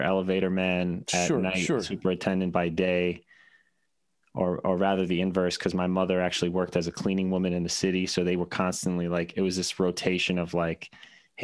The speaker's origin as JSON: {"language": "English", "town": "New York City", "region": "New York", "country": "United States", "tie": "born or raised there", "also_born_or_lived": "Buffalo", "moved": "yes", "said": "born and raised in Brooklyn, kind of traditional"}